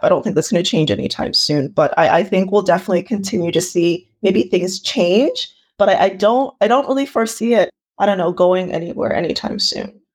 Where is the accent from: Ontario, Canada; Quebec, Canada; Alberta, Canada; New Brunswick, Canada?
Ontario, Canada; Toronto; also born or lived in Ile-Ife, Nigeria; I was born in Nigeria, um, in a place called Ileife, and I moved here when I was about four years old, and I've lived in, uh, the Greater Toronto Area